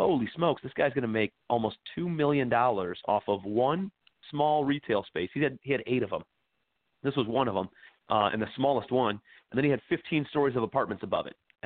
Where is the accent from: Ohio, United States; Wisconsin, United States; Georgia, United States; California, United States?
Ohio, United States; Cleveland; moved away as an adult; also born or lived in New York City; I'm from Cleveland, Ohio originally. Moved out to New York City after college